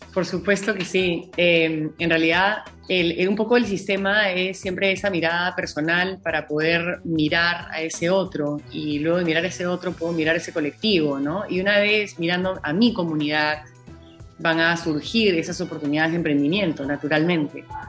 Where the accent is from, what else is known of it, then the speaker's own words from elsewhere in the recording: Peru; de lo que hemos vivido como peruanos